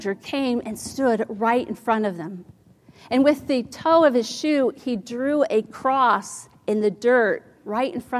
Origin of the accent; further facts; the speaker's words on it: Ohio, United States; When I was a little girl, I grew up in Ohio